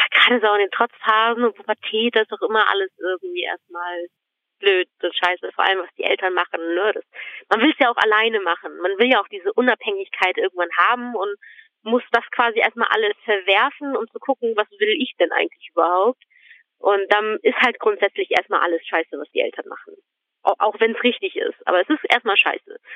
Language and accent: German; Germany; born there; also born or lived in Croatia; ich bin tatsächlich hier in Deutschland auch geboren. Mhm. Und dann sind wir auch wieder zurück nach Kroatien.